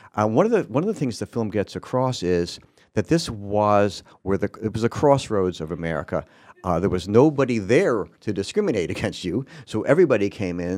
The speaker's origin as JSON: {"language": "English", "region": "New York", "country": "United States", "tie": "born or raised there", "said": "One of my favorite memories from childhood in New York is going into the city"}